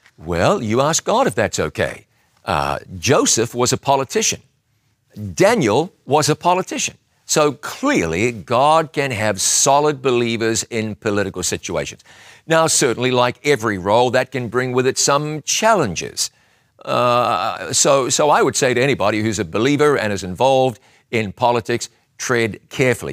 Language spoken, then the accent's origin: English; Huntly, Waikato, New Zealand; That's where I was born.